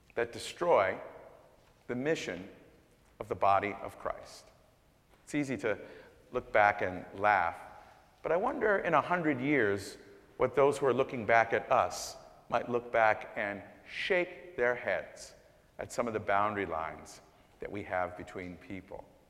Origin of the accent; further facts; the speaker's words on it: Canada; also born or lived in Jamaica; now in United States; I was born in Jamaica, raised in Canada, and moved here